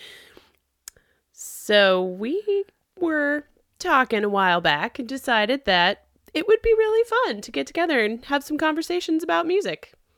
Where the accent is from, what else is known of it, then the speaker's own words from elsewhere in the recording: San Juan Island, Washington, United States; I grew up here on San Juan Island in a very musical family